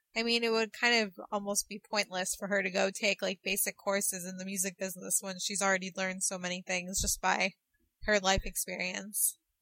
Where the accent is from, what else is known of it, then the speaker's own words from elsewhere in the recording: Chicago, Illinois, United States; here in my hometown for the Chicago show